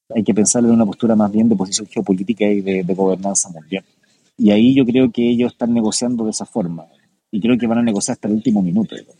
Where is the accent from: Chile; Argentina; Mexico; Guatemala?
Chile; nuestro país